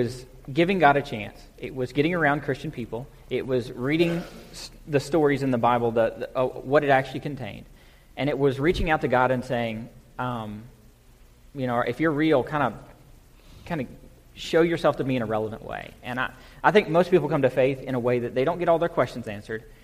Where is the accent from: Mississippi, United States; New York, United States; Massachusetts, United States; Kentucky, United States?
Kentucky, United States; moved away as an adult; also born or lived in Virginia / Atlanta / Dallas; I moved to Virginia from Kentucky. I was 9 hours away from home.